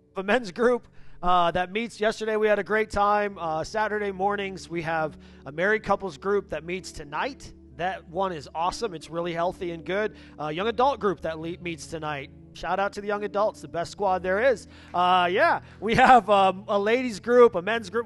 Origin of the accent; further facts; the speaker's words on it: Upper Peninsula of Michigan, United States; I grew up in the Upper Peninsula of Michigan